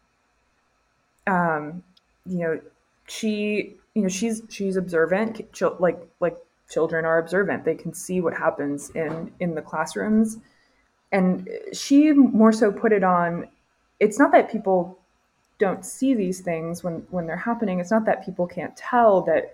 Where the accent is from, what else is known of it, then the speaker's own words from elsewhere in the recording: Orlando, Florida, United States; moved away as an adult; now in Mississippi, United States; I'm from like the part of Florida that's not really the deep South, like Orlando sprawl